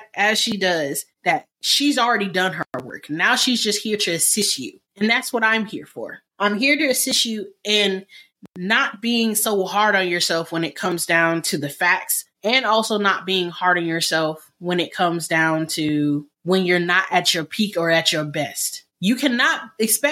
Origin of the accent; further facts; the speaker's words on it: United States; I am African American.